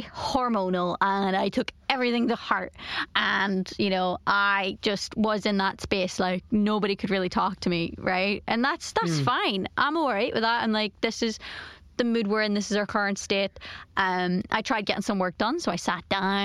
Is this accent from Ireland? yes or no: yes; Ireland; I'm Irish